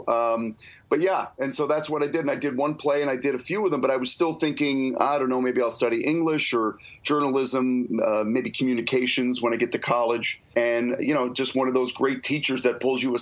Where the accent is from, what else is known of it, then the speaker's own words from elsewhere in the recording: Detroit, Michigan, United States; moved away as an adult; I grew up in Detroit